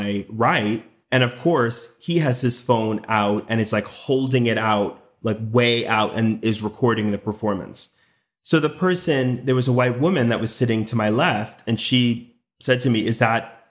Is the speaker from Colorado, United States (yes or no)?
no; Westchester, New York, United States; moved away as an adult; also born or lived in Cleveland, Tennessee; I grew up in New York, in Westchester, relatively diverse county, just above New York City